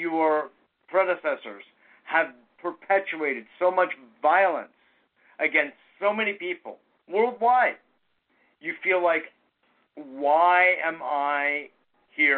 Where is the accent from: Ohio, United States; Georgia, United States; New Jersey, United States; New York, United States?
New York, United States; I was born here